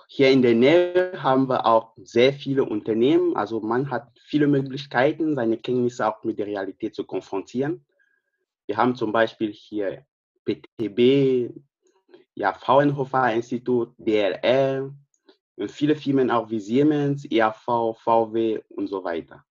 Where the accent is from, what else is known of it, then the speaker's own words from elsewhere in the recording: Cameroon; German is a second language; moved away as an adult; also born or lived in Wolfsburg, Germany; now in Braunschweig, Germany; ich komme aus Kamerun.